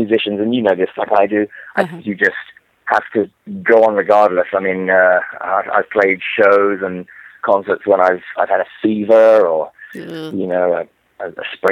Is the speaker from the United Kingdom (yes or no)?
yes; England, United Kingdom; accent: English; moved away as an adult; also born or lived in New York; now in Florida, United States; I grew up in England, if you can't tell from my accent.